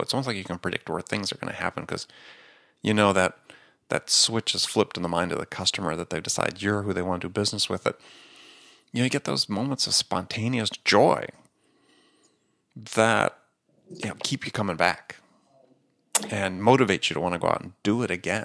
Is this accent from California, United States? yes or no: no; Wisconsin, United States; I grew up in Wisconsin, I was a big Green Bay Packer fan